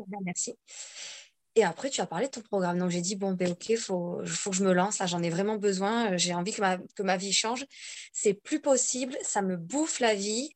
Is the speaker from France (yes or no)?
yes; Bordeaux, Nouvelle-Aquitaine, France; now in Corsica, France; Je vis toute seule en Corse. À la base, je suis donc de Bordeaux.